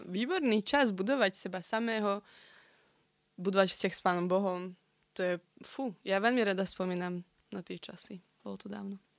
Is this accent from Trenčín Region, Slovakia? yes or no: yes; Prievidza, Trenčín Region, Slovakia; Pochádzam z Prievidze, ale korene mám na Novej Bani.